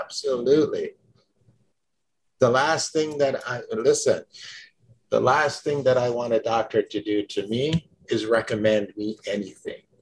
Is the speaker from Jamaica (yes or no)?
yes; Jamaica; I was born in Jamaica